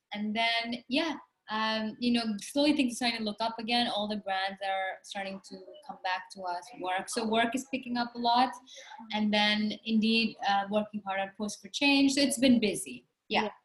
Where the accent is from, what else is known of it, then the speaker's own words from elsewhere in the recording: India; growing up in India, it's an extreme stigma to be darker skinned